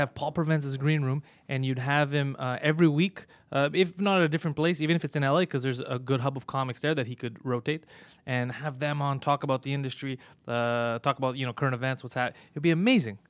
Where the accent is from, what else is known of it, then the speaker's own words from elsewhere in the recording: Montreal, Quebec, Canada; I'm from Montreal